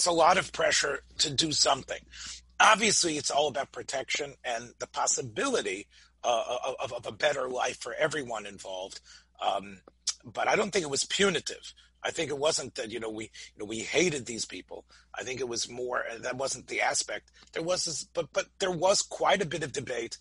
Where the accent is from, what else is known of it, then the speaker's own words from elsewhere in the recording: Memphis, Tennessee, United States; the world that I grew up in Memphis, in the shul that I grew up